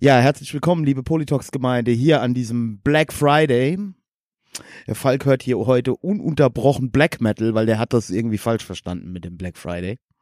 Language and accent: German; Westerwald, Germany; bei uns im Westerwald